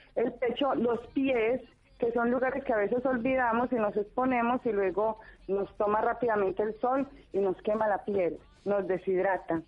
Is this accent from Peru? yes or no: no; Medellín, Antioquia, Colombia; accent: Colombian; moved away as an adult; now in Argentina; colombiana de Medellín